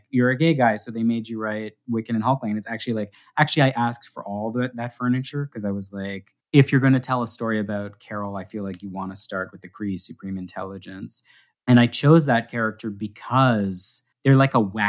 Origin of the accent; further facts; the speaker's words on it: Canada; I'm a Canadian